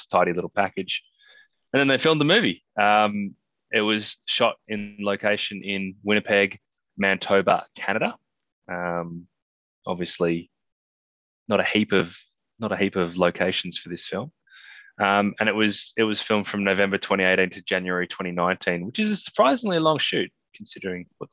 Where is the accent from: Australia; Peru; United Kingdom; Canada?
Australia; being an Australian